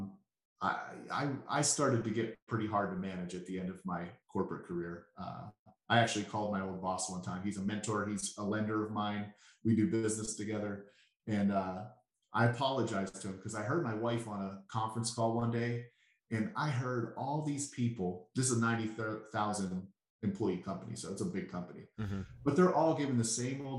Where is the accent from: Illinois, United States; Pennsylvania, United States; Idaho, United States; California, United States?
Pennsylvania, United States; Pittsburgh; accent: Pittsburghese; I'm a little kid born and raised in Pittsburgh.